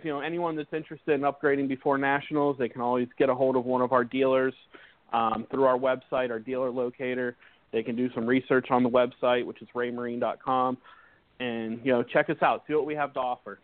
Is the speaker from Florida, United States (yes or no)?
yes; Florida, United States; back into Florida, back into my home state